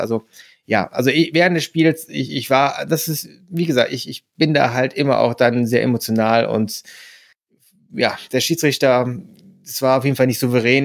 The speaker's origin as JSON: {"language": "German", "town": "Mönchengladbach", "region": "North Rhine-Westphalia", "country": "Germany", "tie": "born or raised there", "said": "meine Heimatstadt"}